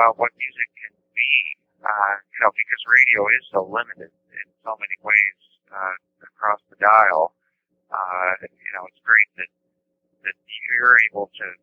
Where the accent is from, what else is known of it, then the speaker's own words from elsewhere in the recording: Omaha, Nebraska, United States; I grew up in Omaha, Nebraska